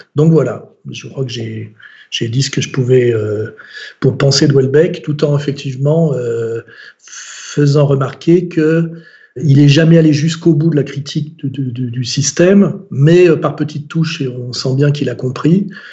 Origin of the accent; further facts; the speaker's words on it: France; en tant que français, catholique, culturel